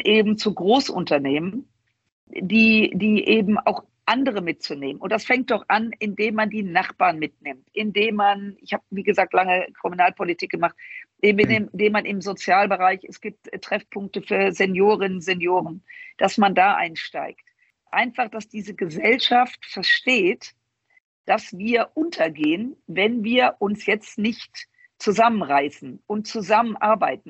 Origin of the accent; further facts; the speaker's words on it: Düsseldorf, North Rhine-Westphalia, Germany; Ich komme aus Düsseldorf, aus dem Rheinland.